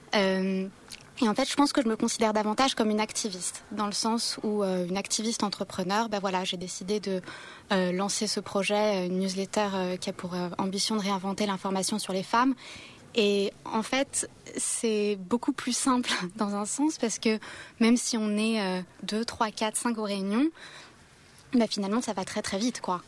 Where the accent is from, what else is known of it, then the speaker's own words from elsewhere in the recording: Canada; je suis canadienne